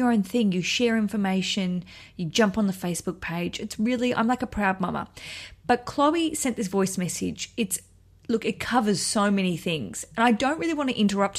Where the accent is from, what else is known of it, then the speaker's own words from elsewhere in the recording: Australia; now in London, United Kingdom; I'm an Australian